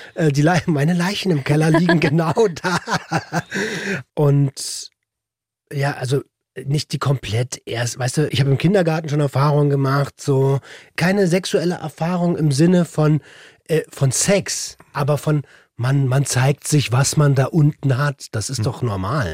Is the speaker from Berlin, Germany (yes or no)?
yes; Berlin, Germany; in Tempelhof aufgewachsen mit hohem Migrationsanteil